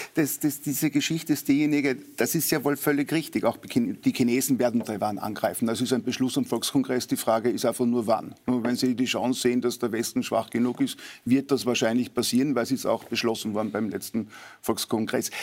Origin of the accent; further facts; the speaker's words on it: Austria; Als Österreicher